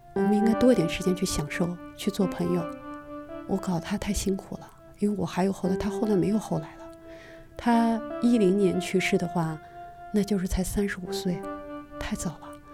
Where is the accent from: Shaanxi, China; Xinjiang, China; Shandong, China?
Xinjiang, China; now in Beijing, China; 我出生在新疆，然后我现在在北京